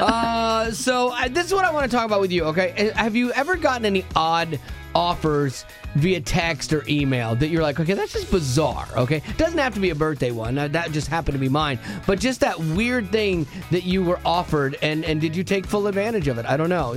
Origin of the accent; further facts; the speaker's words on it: Florida, United States; I grew up in Florida and like in the summer, every day at 3 o'clock it rained